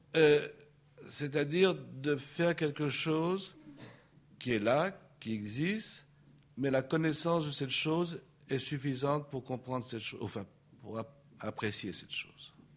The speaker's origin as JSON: {"language": "French", "town": "Paris", "region": "Île-de-France", "country": "France", "tie": "born or raised there", "said": "je suis né à Paris euh, au XXe siècle"}